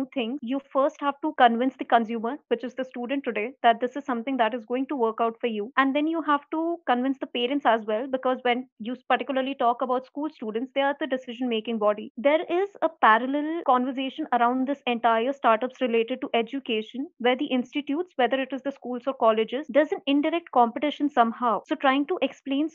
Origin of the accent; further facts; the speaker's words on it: Jodhpur, Rajasthan, India; moved away; my hometown, which is Jodhpur